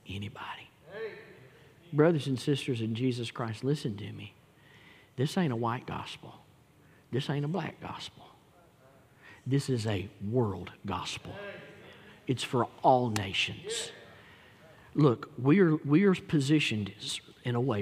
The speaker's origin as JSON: {"language": "English", "town": "Gadsden", "region": "Alabama", "country": "United States", "tie": "born or raised there", "said": "I grew up in Etowah County in Gadsden, Alabama."}